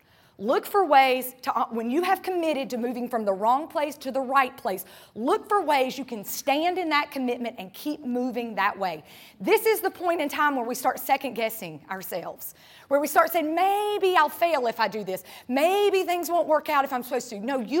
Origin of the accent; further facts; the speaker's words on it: North Carolina, United States; moved away as an adult; now in Tampa, United States; I'm from North Carolina